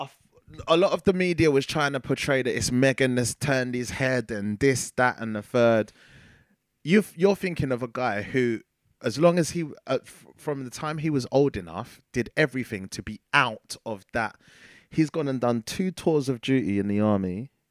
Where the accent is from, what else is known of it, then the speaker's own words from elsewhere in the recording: United Kingdom; as a British ci-, citizen